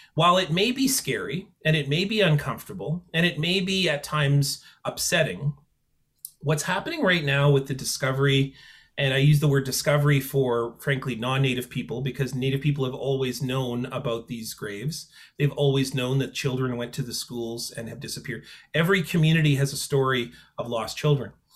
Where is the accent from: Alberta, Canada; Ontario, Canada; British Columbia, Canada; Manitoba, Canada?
Manitoba, Canada; Selkirk; also born or lived in Peguis First Nation; I come from Selkirk, which in 1907 was a former reserve